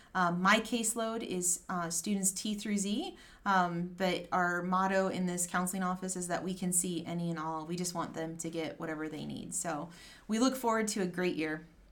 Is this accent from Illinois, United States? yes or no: yes; Chicago, Illinois, United States; moved away as an adult; also born or lived in Indianapolis, Indiana; My background, I grew up in the Chicagoland area